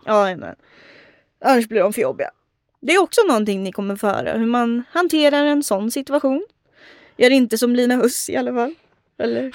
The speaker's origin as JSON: {"language": "Swedish", "town": "Örebro", "region": "Örebro County", "country": "Sweden", "tie": "born or raised there", "said": "i Adolfsberg, där jag är uppvuxen"}